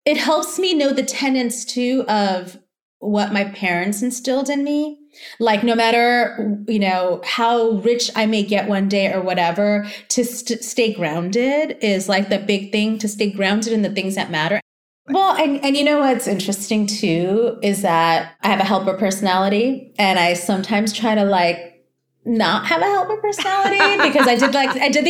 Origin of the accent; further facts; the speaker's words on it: New York City, New York, United States; also born or lived in Long Island; I grew up in Jackson Heights I took the subway to high school, the subway to junior high school